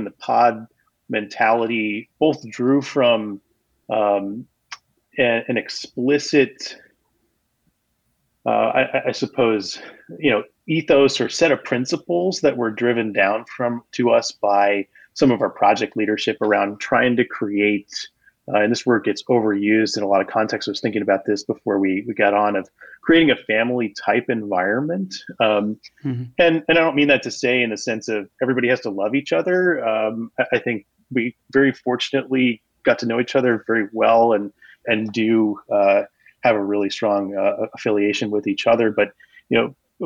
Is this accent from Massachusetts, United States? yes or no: yes; Massachusetts, United States; moved away; I grew up in Massachusetts